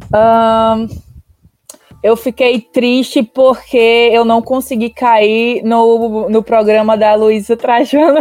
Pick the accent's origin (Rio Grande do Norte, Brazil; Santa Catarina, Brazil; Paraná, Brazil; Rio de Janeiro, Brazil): Rio Grande do Norte, Brazil; Natal; eu sou de Natal